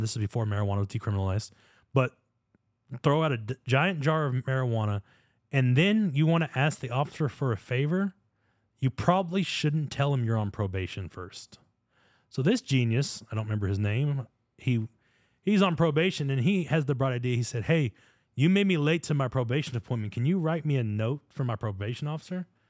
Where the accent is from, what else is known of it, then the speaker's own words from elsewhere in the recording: United States; being born American